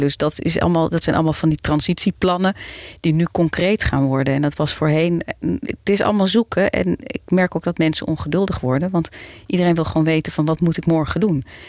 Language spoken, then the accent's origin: Dutch; Amsterdam, North Holland, Netherlands; moved away as an adult; now in Zaandam, Netherlands; Ik ben eh, geboren en getogen Amsterdammer. En ik woon sinds 2002 in Zaanstad